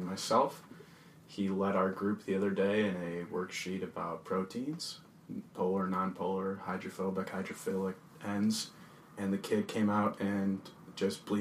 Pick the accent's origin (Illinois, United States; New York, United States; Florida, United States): Illinois, United States; Chicago; I'm from the Chicago area.